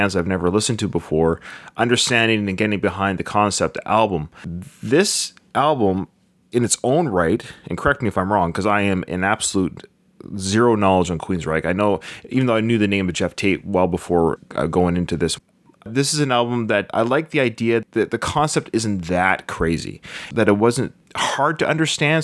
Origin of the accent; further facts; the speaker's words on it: Victoria, British Columbia, Canada; I'm from Victoria, born and raised in Victoria, British Columbia